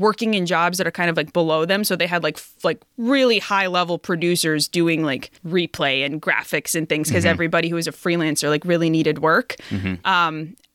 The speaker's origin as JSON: {"language": "English", "town": "St. Cloud", "region": "Minnesota", "country": "United States", "tie": "born or raised there", "also_born_or_lived": "Madison, Wisconsin", "moved": "as an adult", "said": "I grew up in Minnesota where hockey was everything, specifically in St. Cloud, Minnesota"}